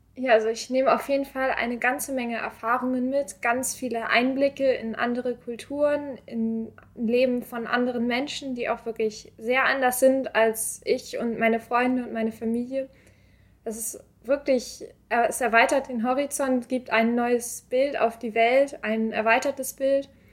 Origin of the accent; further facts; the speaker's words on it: Glinde, Schleswig-Holstein, Germany; moved away as an adult; now in Hamburg, Germany; Ich komme eigentlich aus Glinde, das ist knapp östlich von Hamburg